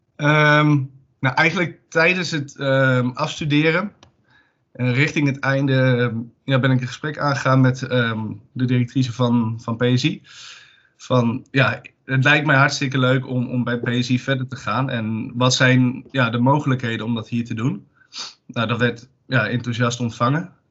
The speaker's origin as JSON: {"language": "Dutch", "town": "Zwolle", "region": "Overijssel", "country": "Netherlands", "said": "ik kom uit Zwolle"}